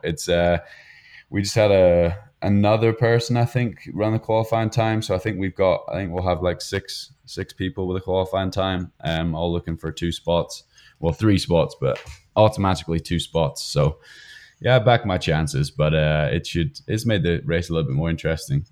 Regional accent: United Kingdom; moved away as an adult; now in United States; being British

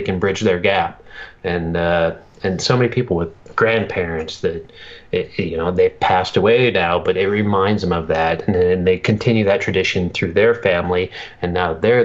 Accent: Montana, United States; moved away as an adult; also born or lived in Billings, Montana; now in Washington State, United States; I'm living out in Washington State now, but I'm a Montana guy, born and raised near the Canadian border.

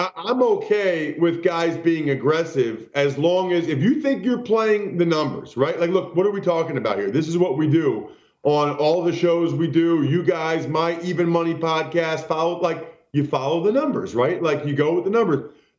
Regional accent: Pennsylvania, United States; I'm from Pennsylvania, right?

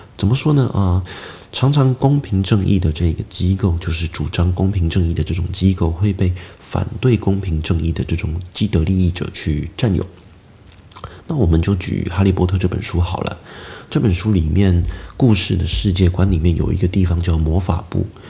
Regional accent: China; now in Taiwan; 我自己从小是在中国一个城市里面长大的，我在那边也生活过一段时间，那偶尔我也会回去

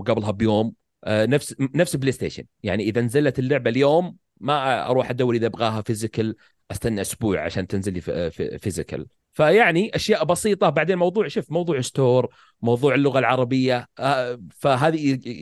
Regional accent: Saudi Arabia; عندنا في السعوديه

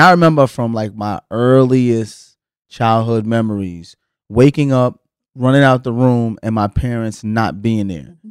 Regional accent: the South, United States; growing up in the South

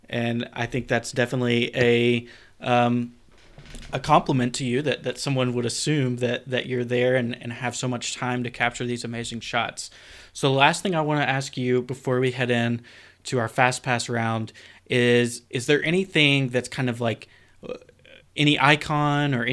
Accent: Florida, United States; for me, growing up in Walt Disney World, I would almost be tempted to say Disneyland now

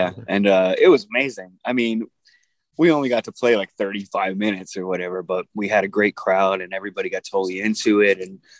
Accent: Delaware, United States; even though I'm from Delaware originally.

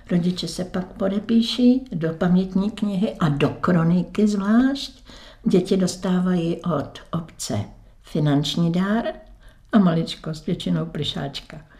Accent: Veselí, Czechia; No, ale byli jsme dlouhý leta z rodiče sobě slavy, ale mhm. rodák jsem veselák.

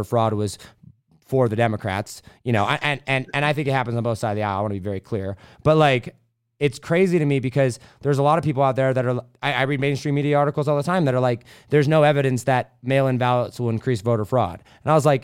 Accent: United States; I'm an American

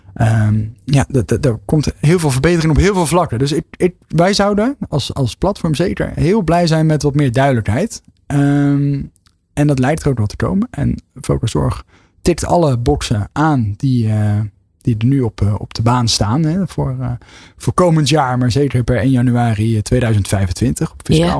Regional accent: Westland, South Holland, Netherlands; kom ik wel uit het Westland, dus ondernemen is nooit ver weg.

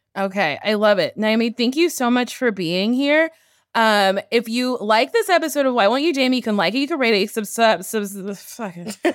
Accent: New Jersey, United States; now in Los Angeles, United States; I was born in Jersey

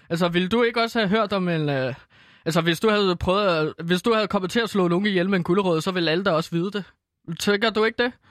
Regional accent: Herlev, Capital Region of Denmark, Denmark; Men i Herlev Headgang, som banden hed, fordi jeg er fra Herlev

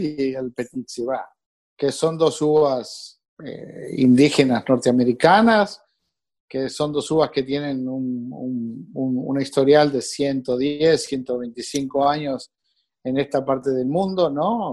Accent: Uruguay; moved away as an adult; now in North Miami, United States; nací en Uruguay

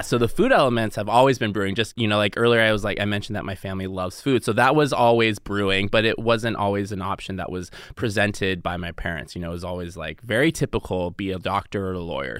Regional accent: the Northwest, Pacific Northwest, United States; moved away as an adult; also born or lived in Seattle; now in Los Angeles, United States; I grew up in the Northwest

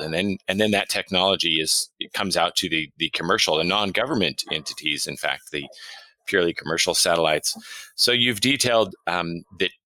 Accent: United States; as an American

